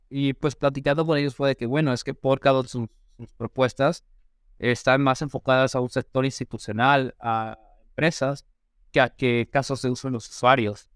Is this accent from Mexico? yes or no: yes; Mexico; aquí en México